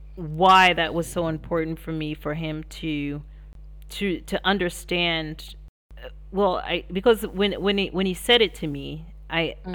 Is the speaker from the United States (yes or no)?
yes; United States; as an American